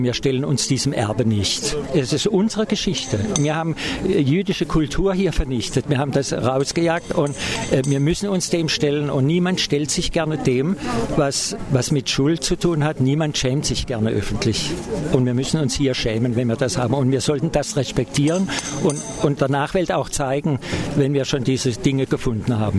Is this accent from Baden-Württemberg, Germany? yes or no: yes; Freiburg im Breisgau, Baden-Württemberg, Germany; für mich als Freiburger